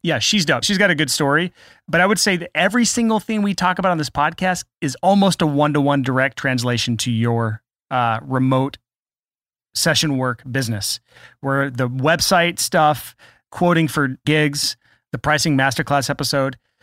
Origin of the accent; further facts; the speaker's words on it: United States; I'm American